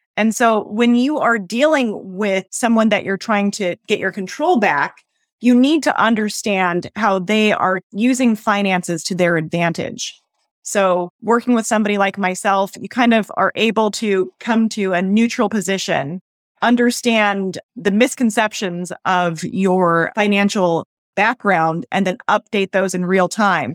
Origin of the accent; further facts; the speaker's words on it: United States; as American women